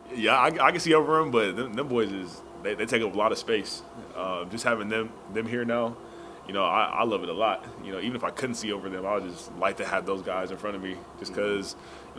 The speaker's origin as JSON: {"language": "English", "region": "Arizona", "country": "United States", "moved": "yes", "lives_now": "Austin, United States", "said": "I'm from Arizona"}